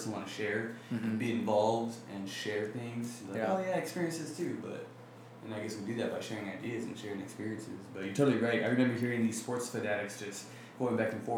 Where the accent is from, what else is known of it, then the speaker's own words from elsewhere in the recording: Phoenix, Arizona, United States; I just grew up here in Phoenix. So, I mean, actually, when I was in high school, I grew up in South Phoenix